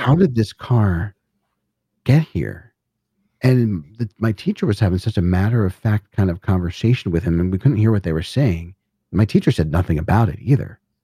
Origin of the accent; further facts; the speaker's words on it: Northeast, United States; Northeast, so I grew up in the Northeast